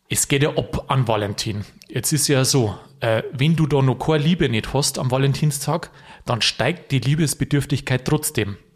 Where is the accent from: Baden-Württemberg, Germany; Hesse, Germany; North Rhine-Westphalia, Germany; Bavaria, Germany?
Bavaria, Germany; Vilsbiburg; ich komme ja aus Friesbüburg, da ist man zugegangen, also Halligalli, das ist ja Wahnsinn, wie es da abgeht.